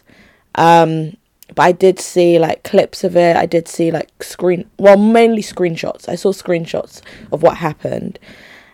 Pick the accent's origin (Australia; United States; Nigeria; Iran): Nigeria; now in United Kingdom; That country, my home country